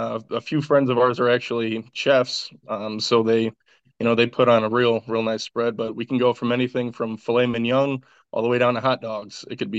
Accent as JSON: {"language": "English", "town": "Jacksonville", "region": "North Carolina", "country": "United States", "tie": "born there", "said": "Actually, I was born in Jacksonville, North Carolina. My dad was in the Marines, so we moved around a lot."}